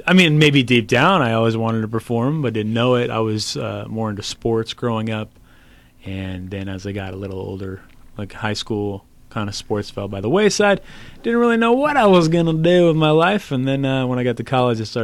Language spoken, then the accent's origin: English; Bay Area, California, United States; moved away; I am from the Bay Area